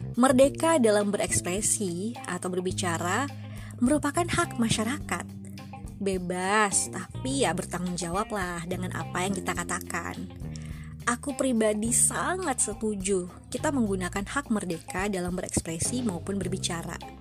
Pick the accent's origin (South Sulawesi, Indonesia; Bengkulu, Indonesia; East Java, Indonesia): Bengkulu, Indonesia; asalku dari Bengkulu